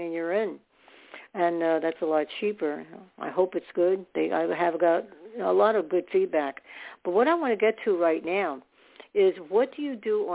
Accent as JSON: {"language": "English", "town": "New York City", "region": "New York", "country": "United States", "tie": "born or raised there", "said": "I was born in New York"}